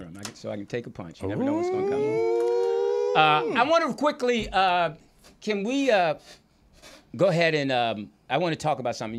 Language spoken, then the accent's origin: English; East Coast, United States; now in California, United States; I'm from the East Coast